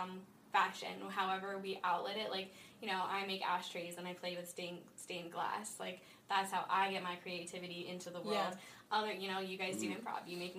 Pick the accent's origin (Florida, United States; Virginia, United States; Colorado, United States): Colorado, United States; Colorado Springs; I'm from Colorado Springs.